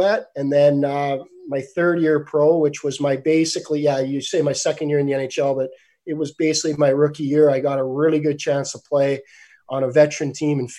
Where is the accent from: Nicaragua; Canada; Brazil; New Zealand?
Canada; a Canadian kid growing up